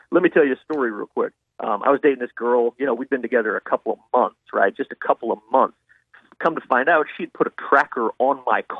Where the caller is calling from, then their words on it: Blanchard, Louisiana, United States; I'm calling in from Blanchard.